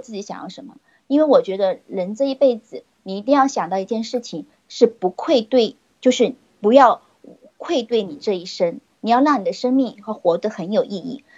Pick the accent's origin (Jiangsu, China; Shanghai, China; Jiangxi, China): Jiangxi, China; Nanchang; 我来自江西的南昌